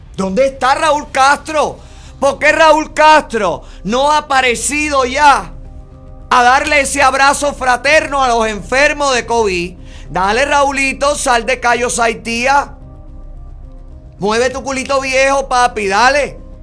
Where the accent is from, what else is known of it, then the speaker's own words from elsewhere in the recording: Camagüey, Cuba; now in United States; mi provincia natal